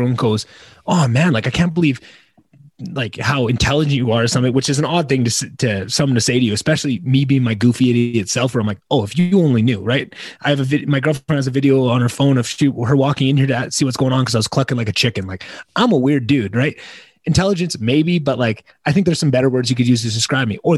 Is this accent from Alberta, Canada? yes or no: yes; Slave Lake, Alberta, Canada; moved away; also born or lived in Edmonton, Alberta; I moved back to my hometown, Slave Lake, Alberta